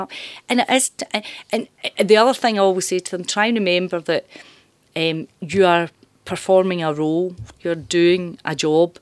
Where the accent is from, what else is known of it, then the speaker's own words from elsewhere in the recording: Glasgow, Scotland, United Kingdom; moved away as an adult; also born or lived in Dumbarton / Ayrshire; I'm from East End of Glasgow. Mm-hmm. So I'm from uh, Parkhead